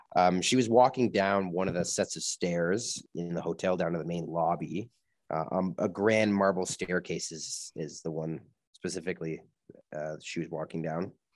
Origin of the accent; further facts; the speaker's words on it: Canada; we're from Canada